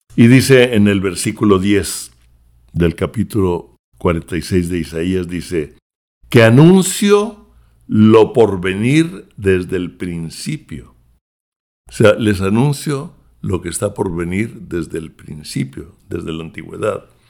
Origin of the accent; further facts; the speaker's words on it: Mexico; now in United States; yo soy mexicano de nacimiento y oro también por México